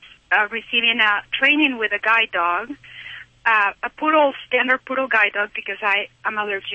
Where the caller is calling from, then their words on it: Utah, United States; Well, I'm calling from Utah